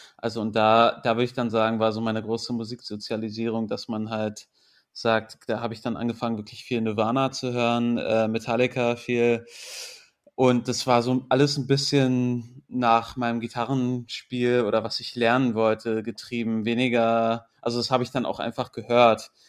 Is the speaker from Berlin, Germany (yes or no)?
yes; Berlin, Germany; also born or lived in England; ich bin in Berlin groß geworden, bilingual aufgewachsen